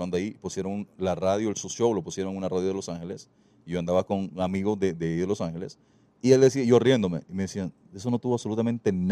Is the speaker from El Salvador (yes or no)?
yes; El Salvador; accent: Salvadoran; Yo soy salvadoreño y orgullosísimo de serlo pero quizás el tiempo viviendo con mucha gente de otros países, mi acento se me fue y yo no sabía que yo no tenía el acento salvadoreño